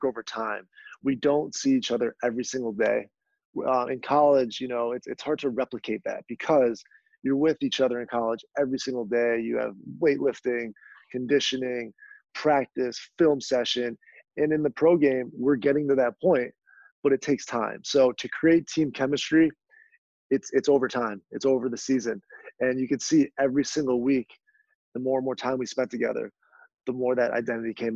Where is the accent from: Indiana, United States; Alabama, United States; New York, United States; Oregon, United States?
New York, United States; Rochester; my hometown Rochester